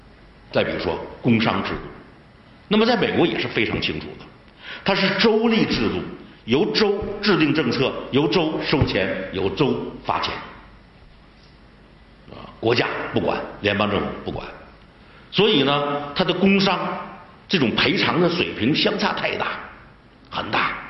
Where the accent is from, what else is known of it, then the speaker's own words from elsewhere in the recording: Liaoning, China; 你比如我是辽宁人。辽宁人，你大连到沈阳那是不可能的